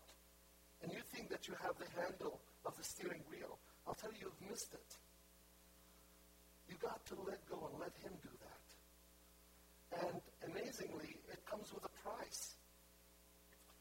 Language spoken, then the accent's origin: English; Lebanon; moved away; also born or lived in Haifa, Israel; I was born in Haifa, I'm Palestinian. My family are pure Palestinians. I was born in the Holy Land. And when I was 1 year old, my family moved to Lebanon